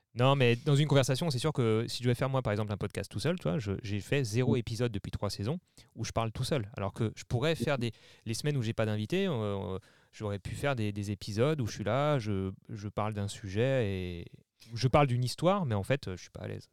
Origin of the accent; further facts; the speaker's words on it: Mulhouse area, Alsace, Grand Est, France; moi je suis originaire de la région de Mulhouse, en Alsace